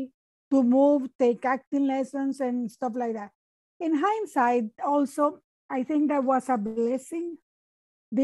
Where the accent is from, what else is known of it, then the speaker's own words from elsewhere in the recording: Nicaragua; English is a second language; now in Canada; I am from Nicaragua